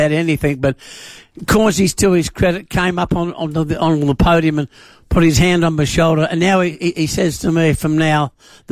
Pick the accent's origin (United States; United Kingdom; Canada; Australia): Australia; Adelaide, South Australia; I was born and bred in the West End of Adelaide. I'm a West End boy.